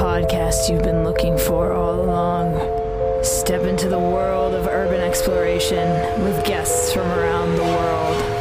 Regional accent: Oklahoma City, Oklahoma, United States; moved away; I'm from Oklahoma City originally

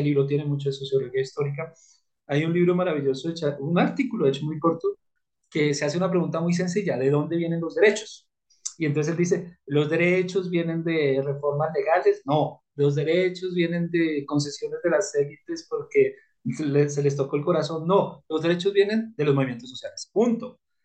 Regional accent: Colombia; como colombiano

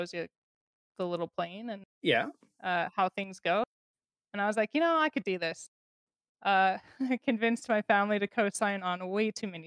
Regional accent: Salt Lake City, Utah, United States; I grew up in Utah

